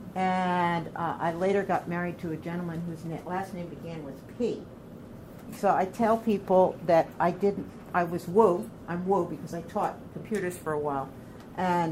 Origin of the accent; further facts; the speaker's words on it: Orange County, New York, United States; also born or lived in Bedford, Westchester, New York; I come from Orange County, New York